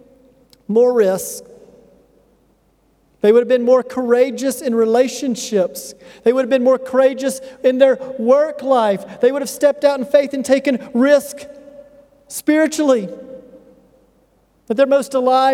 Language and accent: English; United States; moved away; The culture I come from the United States, one of the most affluent cultures on earth